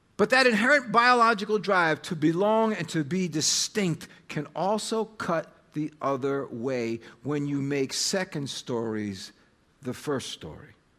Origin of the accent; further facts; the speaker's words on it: United States; American identity is really the bigger part, uh, of my story, even more so than being Serbian